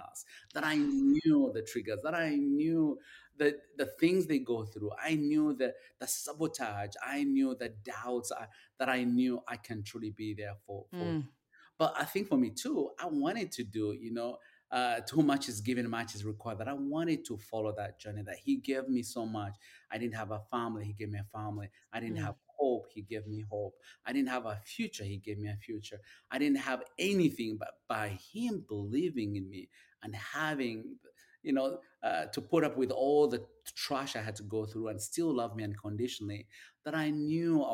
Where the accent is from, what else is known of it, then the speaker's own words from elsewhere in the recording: Uganda; moved away as an adult; now in United States; I grew up in Uganda